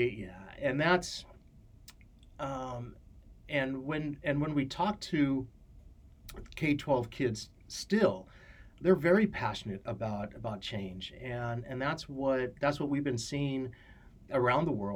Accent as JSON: {"language": "English", "town": "Santa Barbara", "region": "California", "country": "United States", "tie": "born or raised there", "said": "I was born and raised in Santa Barbara"}